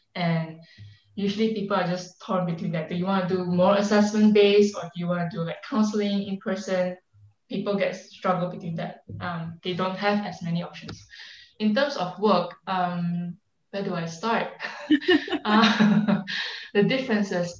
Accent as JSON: {"language": "English", "country": "Malaysia", "moved": "as an adult"}